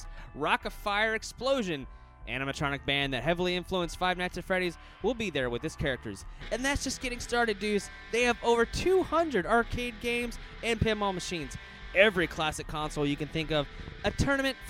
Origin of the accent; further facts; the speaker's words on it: Louisiana, United States; now in Florida, United States; I'm actually from Louisiana, and I'm same thing with you. My parents moved us over here